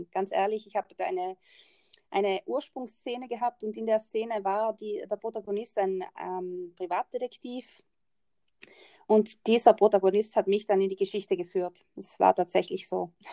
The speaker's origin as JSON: {"language": "German", "region": "Trentino-Alto Adige", "country": "Italy", "said": "ich bin Italienerin, also Staatsbürgerschaft italienisch und wohne ganz im Norden von Italien."}